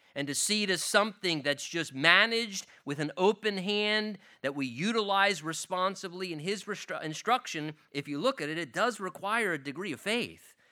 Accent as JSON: {"language": "English", "country": "United States", "said": "as an American Christian, I have been blessed with a degree of wealth and affluence and a standard of living in this country"}